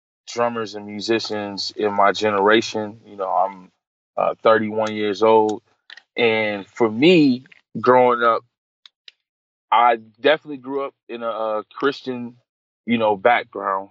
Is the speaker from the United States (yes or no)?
yes; Hartford, Connecticut, United States; moved away as an adult; now in Atlanta, United States; I'm originally from Hartford, Connecticut